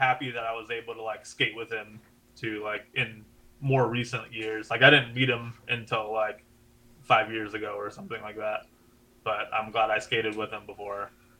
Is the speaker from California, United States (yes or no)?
yes; Gardena, California, United States; I'm in Gardena. I've been in Gardena forever. Mm-hmm. So Gardena is like, next to Carson, next to Torrance, I guess Compton would be a bordering city, like 10 minutes from Long.